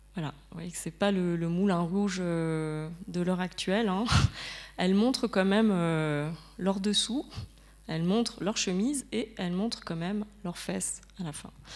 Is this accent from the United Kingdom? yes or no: no; France; je suis française